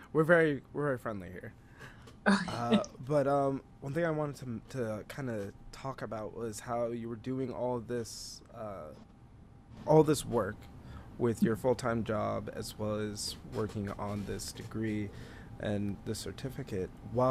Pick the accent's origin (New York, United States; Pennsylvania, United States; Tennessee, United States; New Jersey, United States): New York, United States; New York City; Growing up on Staten Island, the population is predominantly like Catholic Italian.